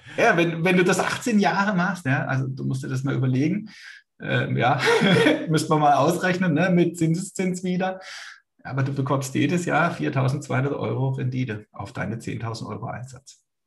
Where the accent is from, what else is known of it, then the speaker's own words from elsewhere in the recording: Baden-Württemberg, Germany; ich bin Badener